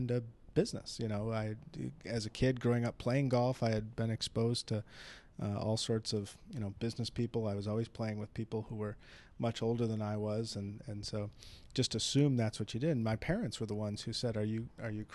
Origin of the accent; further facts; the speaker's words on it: Madison, Wisconsin, United States; moved away as an adult; now in California, United States; born and raised in Madison, Wisconsin.